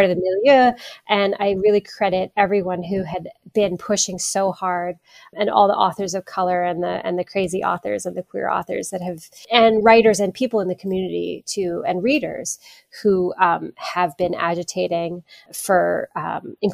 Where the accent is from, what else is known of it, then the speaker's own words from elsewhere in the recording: Hawaii, United States; growing up in Hawaii